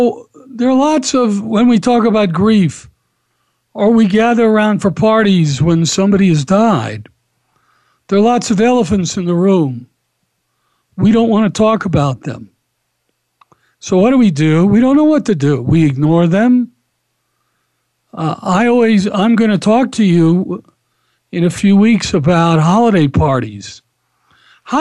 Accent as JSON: {"language": "English", "town": "Atlanta", "region": "Georgia", "country": "United States", "tie": "born or raised there", "said": "I grew up in Atlanta."}